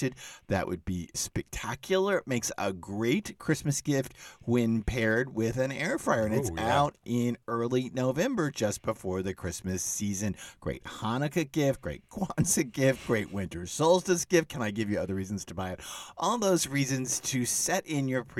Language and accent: English; Dallas, Texas, United States; moved away; I grew up in Dallas